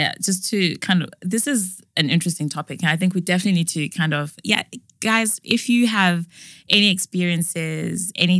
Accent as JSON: {"language": "English", "country": "Zimbabwe", "moved": "yes", "lives_now": "United Kingdom"}